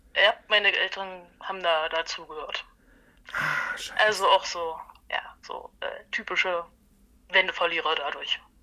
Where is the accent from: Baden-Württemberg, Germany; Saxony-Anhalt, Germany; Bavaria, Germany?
Saxony-Anhalt, Germany; Halle; ich bin in Halle geboren, quasi gebürtige Hallenserin, keine Halunken